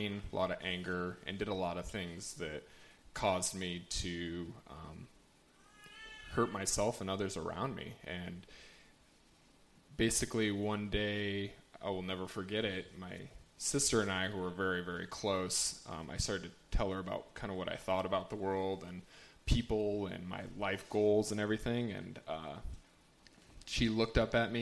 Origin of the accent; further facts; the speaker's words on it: Bozeman, Montana, United States; I'm from Bozeman